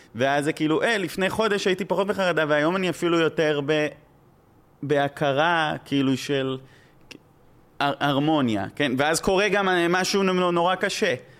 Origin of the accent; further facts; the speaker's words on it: Israel; accent: Israeli; גרתי שם אה, כמה שנים, אבל זה עדיין מבטא מאוד, נראה לי, ישראלי